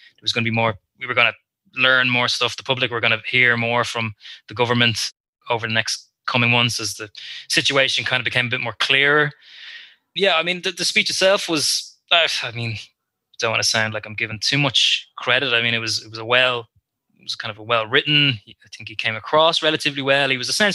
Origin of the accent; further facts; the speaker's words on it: Ireland; I'm from Wicklow